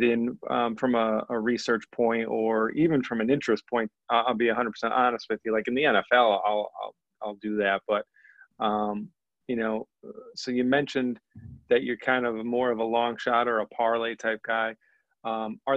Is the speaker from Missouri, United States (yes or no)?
no; northeastern Pennsylvania, United States; We're both from Pennsylvania, the northeastern part